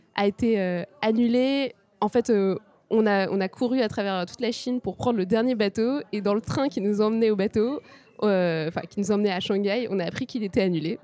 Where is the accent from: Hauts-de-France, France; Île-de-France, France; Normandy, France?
Île-de-France, France; Paris region; moved away as an adult; also born or lived in Grenoble; now in Japan; je viens de région parisienne